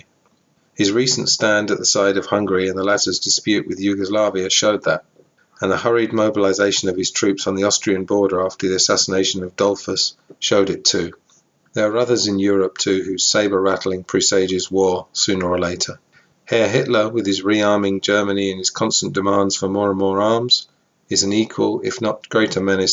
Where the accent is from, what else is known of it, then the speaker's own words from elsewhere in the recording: England, United Kingdom; I'm from England